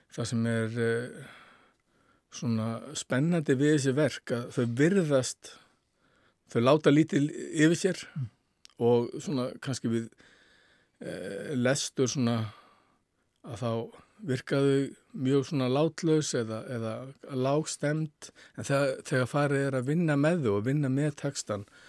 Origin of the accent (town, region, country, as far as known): Iceland